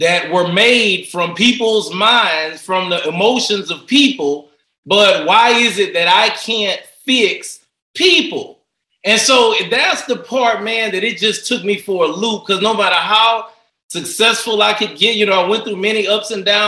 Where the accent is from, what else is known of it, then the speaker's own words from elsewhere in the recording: Port Arthur, Texas, United States; moved away as an adult; I'm from Port Arthur, Texas